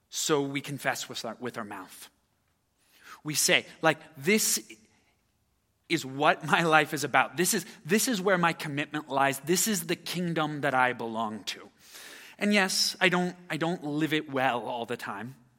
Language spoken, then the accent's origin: English; United States; As an American citizen